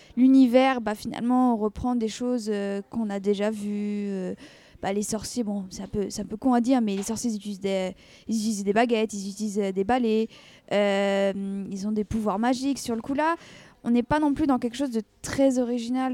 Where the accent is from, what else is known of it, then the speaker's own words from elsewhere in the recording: France; en tant que française